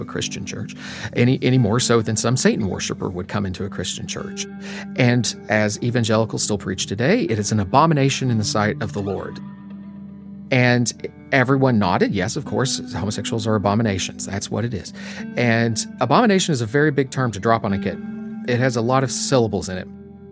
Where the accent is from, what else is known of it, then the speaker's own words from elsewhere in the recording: Appalachia, eastern Kentucky, United States; So I grew up in Appalachia in eastern Kentucky, right in the middle of coal country